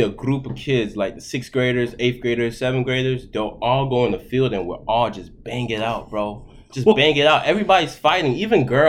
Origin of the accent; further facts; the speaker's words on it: Broward County, Florida, United States; first language Haitian Creole; English is a second language; also born or lived in Boston / Haiti / Palm Beach County; I grew up in Broward